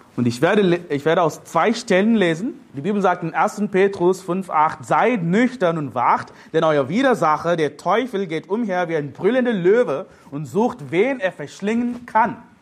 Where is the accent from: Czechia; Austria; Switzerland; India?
India; now in Germany; Ich bin ein Inder, ich lebe in Deutschland